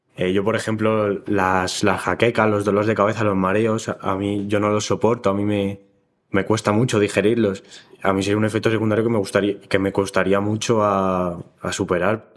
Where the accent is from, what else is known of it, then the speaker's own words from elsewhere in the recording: Madrid, Community of Madrid, Spain; soy también de aquí, de Madrid